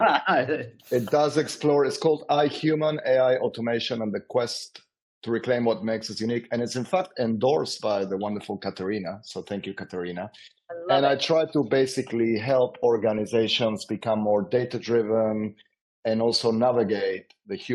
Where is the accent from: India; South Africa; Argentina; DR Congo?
Argentina; moved away as an adult; now in London, United Kingdom; I was born and raised in Argentina